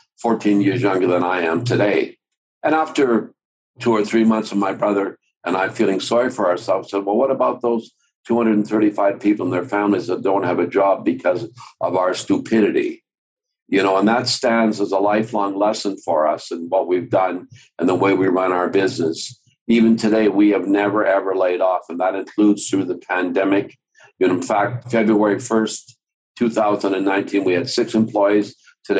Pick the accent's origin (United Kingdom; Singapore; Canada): Canada; Calgary, Alberta; also born or lived in Denmark; We came from Denmark in 1952 to Calgary. My mom and my dad and my brother and my sister